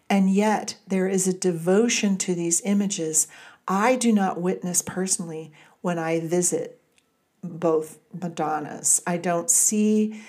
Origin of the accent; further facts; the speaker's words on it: Southern California, United States; moved away; Growing up in Southern California, where the light can be overwhelming at times